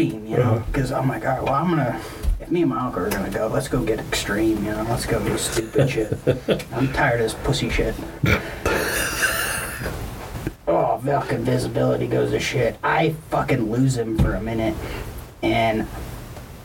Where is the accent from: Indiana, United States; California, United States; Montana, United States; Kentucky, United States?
Montana, United States; Lincoln; Growing up in Lincoln, Montana, you had a snowmobile